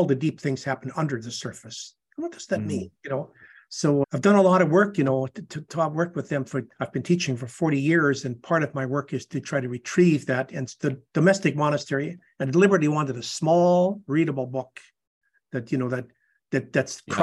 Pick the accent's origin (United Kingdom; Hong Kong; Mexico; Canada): Canada; Canadian Prairies; moved away as an adult; also born or lived in Edmonton; now in San Antonio, United States; No, I'm a Canadian. I was born in the Canadian prairies.